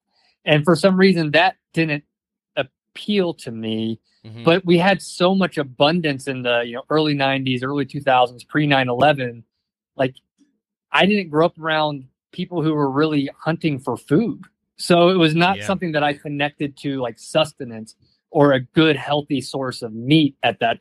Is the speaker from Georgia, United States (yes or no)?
yes; Georgia, United States; also born or lived in New Orleans / New York / San Francisco; now in Idaho, United States; I grew up in Georgia, the state